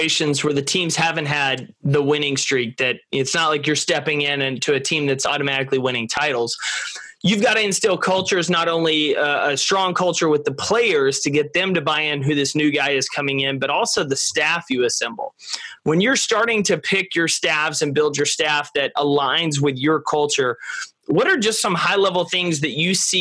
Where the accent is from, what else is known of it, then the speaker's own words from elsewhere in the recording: Jacksonville, Texas, United States; I'm from Jacksonville, so we're a little bit bigger, but not too much